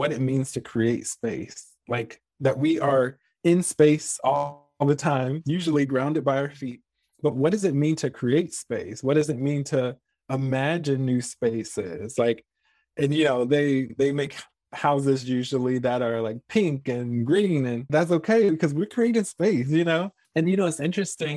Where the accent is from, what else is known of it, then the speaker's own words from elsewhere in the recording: Virginia, United States; growing up in Virginia